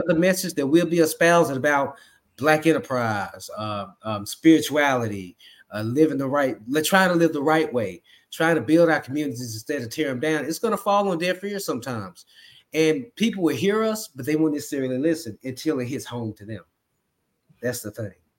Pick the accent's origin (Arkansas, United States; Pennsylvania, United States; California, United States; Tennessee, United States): Tennessee, United States; Memphis; moved away as an adult; now in Dallas, United States; I'm originally from Memphis, Tennessee, but I live in Dallas, Texas